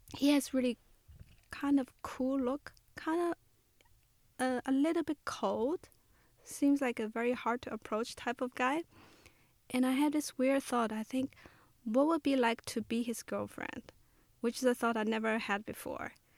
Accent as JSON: {"language": "English", "region": "Shanghai", "country": "China", "tie": "born or raised there", "also_born_or_lived": "Memphis", "moved": "as an adult", "said": "the place I grew up in Shanghai"}